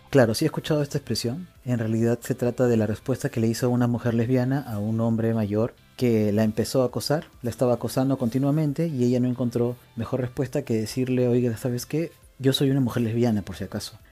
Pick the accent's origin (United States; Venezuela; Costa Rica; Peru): Peru; parte de nuestra cultura como peruanos y peruanas y peruanes es nuestra manera de comunicarse